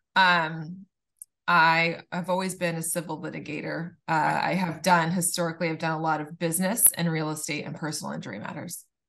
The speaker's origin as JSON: {"language": "English", "town": "Laguna Beach", "region": "California", "country": "United States", "tie": "born or raised there", "said": "I grew up in Laguna Beach"}